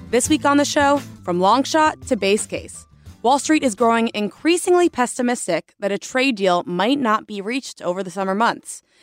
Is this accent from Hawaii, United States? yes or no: no; South Florida, United States; I am from South Florida as well